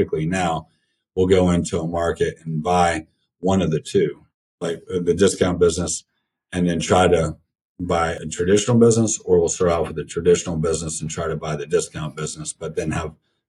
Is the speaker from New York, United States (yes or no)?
no; Wheeling, West Virginia, United States; moved away; where I grew up in Wheeling, West Virginia.